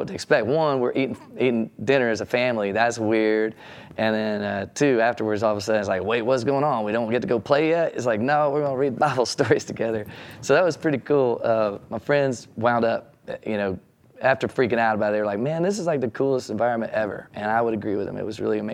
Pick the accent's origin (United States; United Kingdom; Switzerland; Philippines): United States; Texarkana, Texas; I grew up in Texarkana, Texas